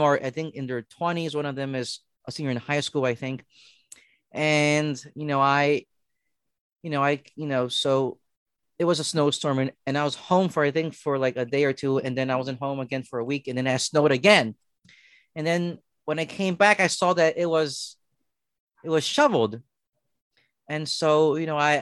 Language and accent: English; Philadelphia, Pennsylvania, United States; growing up in Philadelphia, you know, we live in row homes